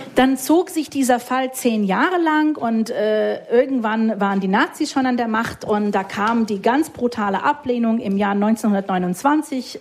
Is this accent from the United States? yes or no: yes; United States; German is a second language; moved away as an adult; also born or lived in Munich (family origin); now in Berlin, Germany; Ich bin Amerikanerin